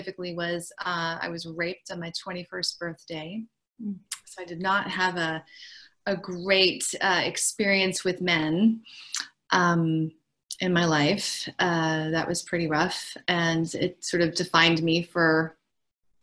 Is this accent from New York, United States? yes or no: yes; New York, United States; moved away as an adult; now in Los Angeles, United States; I'm from New York, but I live in LA and I've been here for a long time, 26 years.